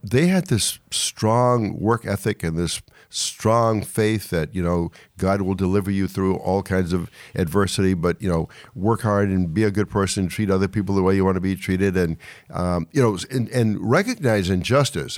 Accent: Charles City County, Virginia, United States; moved away as an adult; also born or lived in Baltimore / New York; I was born and raised in Virginia

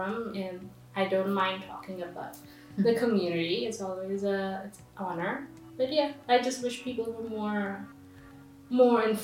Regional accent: India; moved away as an adult; now in Jerusalem, Israel; I'm from India

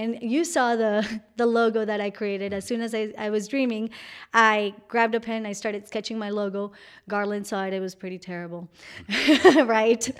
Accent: Colombia; English is a second language; moved away; I'm from Colombia. And, and my mom taught me English through real and meaningful interactions when I was in Colombia

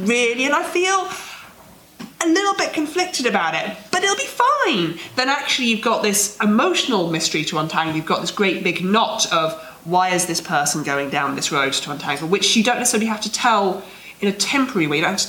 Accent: United Kingdom; we're British

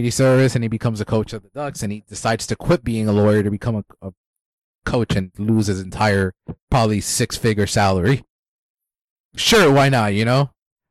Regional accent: New Jersey, United States; I'm from Jersey.

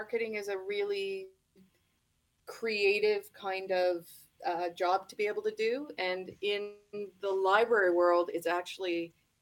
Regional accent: Toronto, Ontario, Canada; I'm born and raised in Toronto

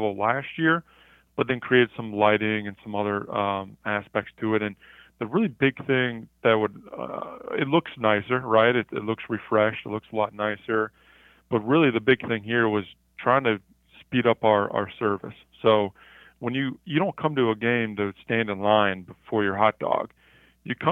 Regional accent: Cleveland, Ohio, United States; moved away; I grew up in Cleveland, Ohio.

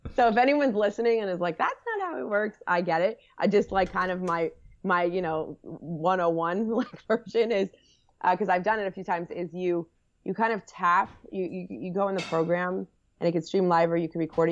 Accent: New Jersey, United States; also born or lived in Washington, D.C.; I'm from, I grew up in Jersey, a Jersey girl

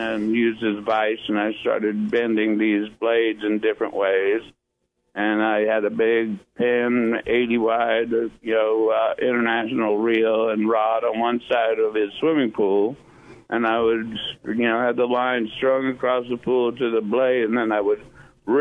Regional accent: Puget Sound, Washington, United States; moved away; also born or lived in San Diego; growing up on Puget Sound and the West Coast as a kid, fishing for salmon and trout

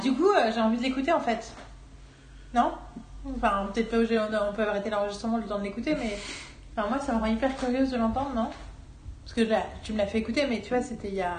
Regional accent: France; en tant que féministe française

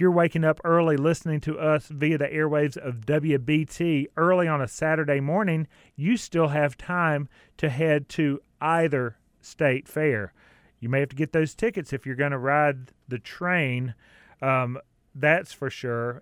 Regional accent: Clover, South Carolina, United States; I grew up in South Carolina, just across the border. Clover, South Carolina is my town

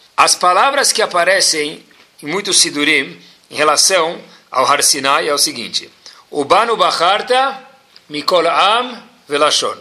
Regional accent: São Paulo, Brazil; accent: paulista; a única coisa que não mudou dentro de mim acho que foi o, o sotaque, porque se ainda se mantém paulista

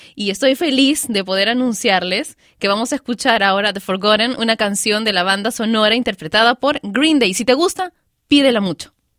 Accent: Peru; yo soy peruana y me crié entre guitarras, cajones, música criolla

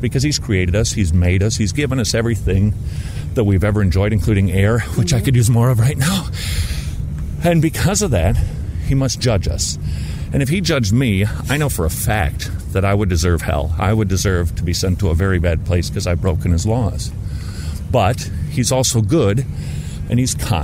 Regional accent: Minnesota, United States; now in Georgia, United States; I'm from Minnesota, and that's pretty close to Canada.

